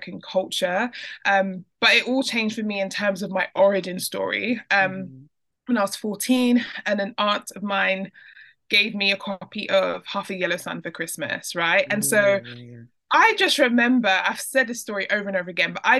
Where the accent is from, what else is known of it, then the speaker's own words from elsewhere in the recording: London, United Kingdom; born and raised in London